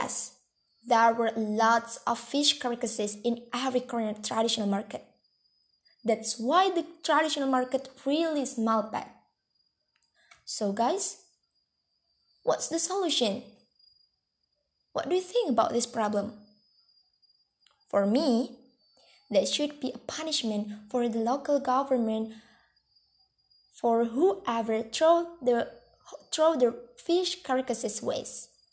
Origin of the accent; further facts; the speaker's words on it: Bandar Lampung, Lampung, Indonesia; I lived in my hometown Bandar Lampung City